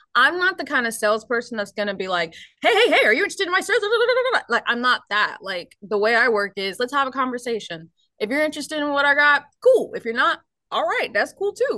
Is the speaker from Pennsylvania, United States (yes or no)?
no; Ohio, United States; moved away as an adult; now in Nashville, United States; I actually originally um, am from Ohio.